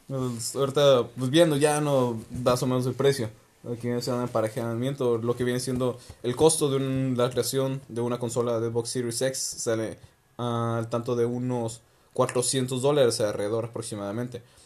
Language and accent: Spanish; Mexico; Aquí en México